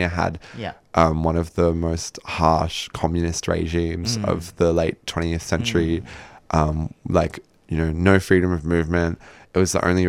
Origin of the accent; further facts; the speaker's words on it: New Zealand; moved away; I am New Zealander